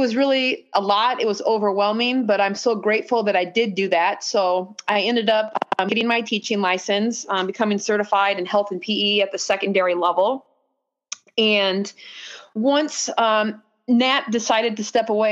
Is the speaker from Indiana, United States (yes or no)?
yes; Mishawaka, Indiana, United States; being an outside kid growing up in Mishawaka